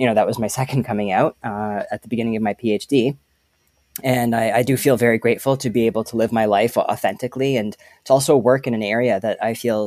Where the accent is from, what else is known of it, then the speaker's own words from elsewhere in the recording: just outside of Toronto, Ontario, Canada; I grew up just outside of Toronto